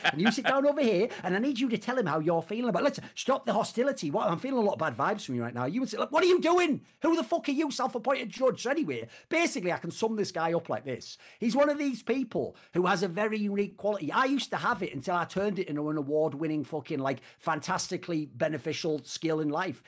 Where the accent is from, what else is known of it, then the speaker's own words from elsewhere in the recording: United Kingdom; I'm British